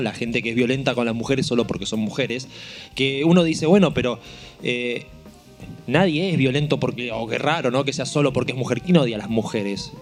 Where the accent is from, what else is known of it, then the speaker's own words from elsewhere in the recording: Marcos Paz, Buenos Aires Province, Argentina; Yo me crié en Marcos Paz, que es un pueblo